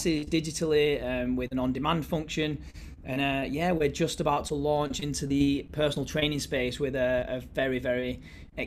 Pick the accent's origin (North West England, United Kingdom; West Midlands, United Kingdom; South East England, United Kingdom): North West England, United Kingdom; Bolton; I went to my hometown, which was Bolton Wanderers